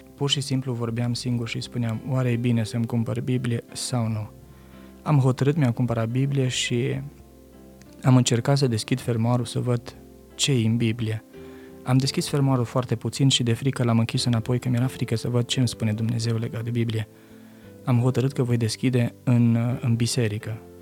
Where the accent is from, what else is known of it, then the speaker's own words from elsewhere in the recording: Romania; moved away as an adult; sunt român